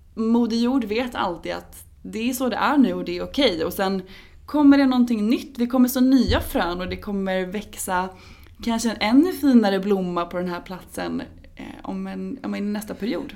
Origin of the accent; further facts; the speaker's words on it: Norrköping, Östergötland, Sweden; moved away; i Norrköping där jag är ifrån